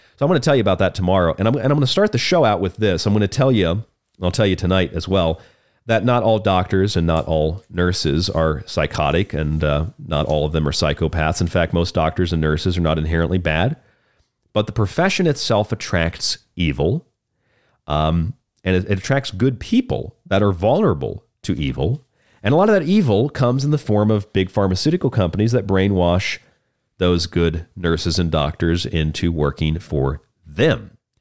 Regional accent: Florida, United States; also born or lived in Polk County, Florida; my home state of Florida. Actually, I lived in his county for many years.

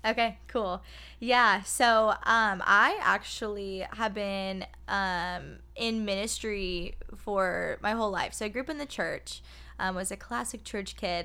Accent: Phoenix, Arizona, United States; I am born and raised in Phoenix, Arizona

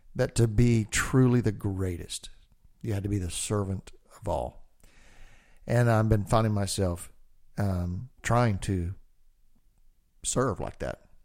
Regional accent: Texas, United States; I'm a redneck from Texas

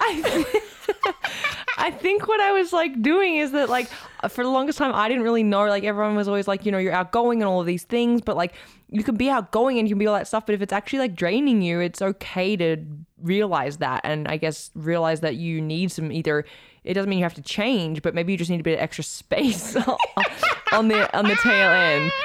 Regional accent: Australia; as an Aussie

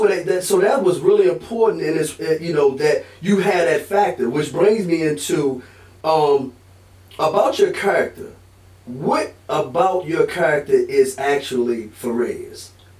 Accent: United States; also born or lived in East Coast; I come from Halifax County.

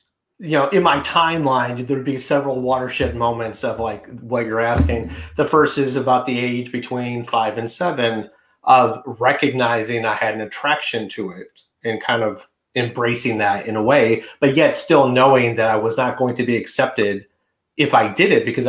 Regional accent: Detroit, Michigan, United States; moved away as an adult; now in New York City, United States; But when I moved to New York City from Detroit, it was very liberal.

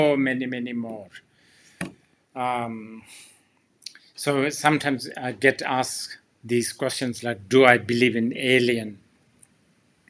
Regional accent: Bhutan; my home country, Bhutan

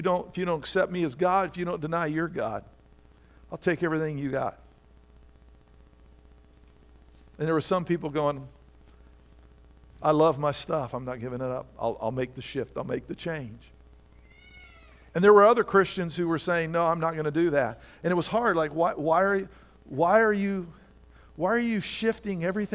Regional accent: Indiana, United States; now in Virginia, United States; I grew up in Indiana where everything has 6 to 10 inches of topsoil on it

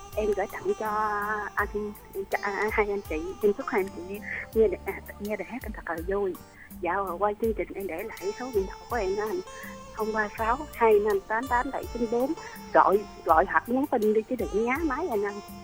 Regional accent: Vinh Long, Vietnam; vĩnh long

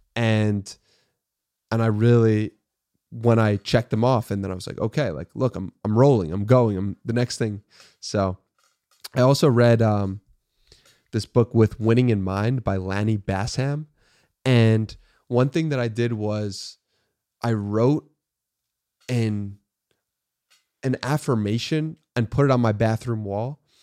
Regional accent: Long Island, New York, United States; moved away as an adult; now in Austin, United States; I was born in, uh, New York City and I grew up in Long Island, New York

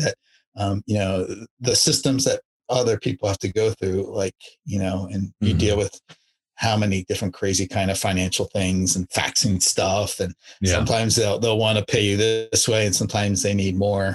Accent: Maryland, United States; moved away; also born or lived in Arizona / Virginia; I grew up on the East Coast in Maryland

